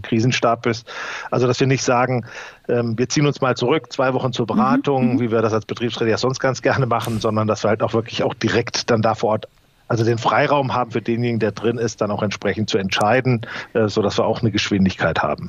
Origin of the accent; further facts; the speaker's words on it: North Hesse, Germany; bei uns in Nordhessen